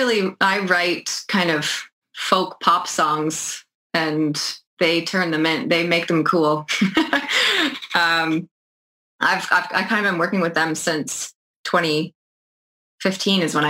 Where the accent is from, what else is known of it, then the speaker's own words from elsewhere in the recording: New Brunswick, Canada; moved away as an adult; also born or lived in Toronto; now in Charlottetown, Canada; I'm from New Brunswick, and I did live in Toronto for about 10 years